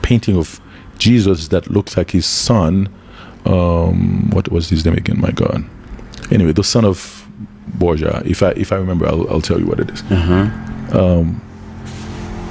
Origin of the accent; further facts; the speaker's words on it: United States; also born or lived in Haiti; When I was a kid in the United States, when I was growing up in the United States